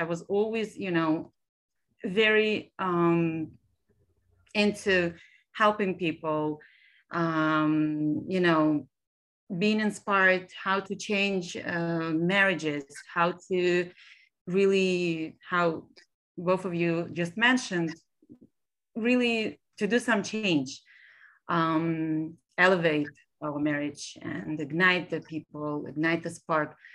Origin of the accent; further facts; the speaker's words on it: Israel; English is a second language; moved away as an adult; also born or lived in Almaty, Kazakhstan; now in Brooklyn, United States; I was raised in actually Israel. I was born in Almaty, Kazakhstan